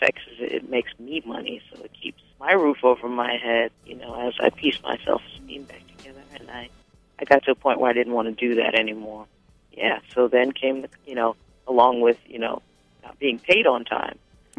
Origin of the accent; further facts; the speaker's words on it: Teaneck, New Jersey, United States; moved away; also born or lived in Brooklyn, New York; And it's about me growing up in New Jersey and eventually coming to New York to go to school and then eventually working. And it's, you know, all the adventures growing up in Teaneck